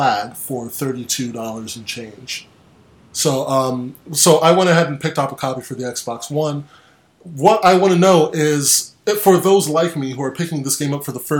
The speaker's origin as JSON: {"language": "English", "country": "United States", "said": "I'm from the States"}